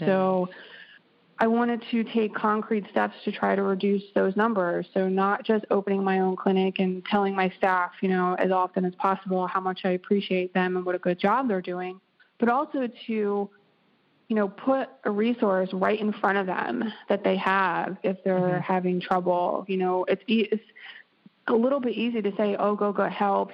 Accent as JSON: {"language": "English", "region": "East Coast", "country": "United States", "moved": "yes", "lives_now": "Pacific Northwest, United States", "said": "I am originally from the East Coast"}